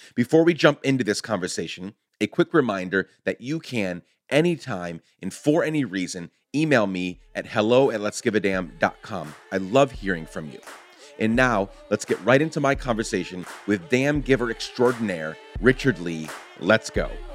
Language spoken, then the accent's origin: English; Guatemala; now in United States; being the son of a Guatemalan immigrant, growing up in Guatemala, coming here